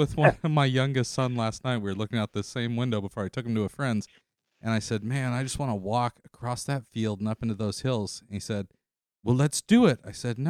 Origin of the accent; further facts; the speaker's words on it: Central Coast, California, United States; moved away as an adult; now in Middle Tennessee, United States; Driving into my hometown and I'm looking out right now at a horse pasture